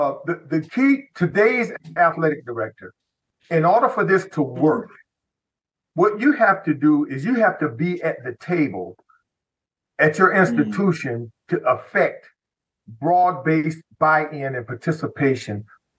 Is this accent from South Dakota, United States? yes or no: yes; South Dakota, United States; And I'm from South Dakota. And I'm a Black kid from South Dakota.